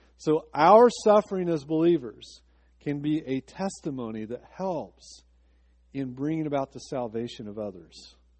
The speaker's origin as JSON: {"language": "English", "town": "Decatur", "region": "Illinois", "country": "United States", "tie": "born or raised there", "said": "my hometown, Decatur, Illinois"}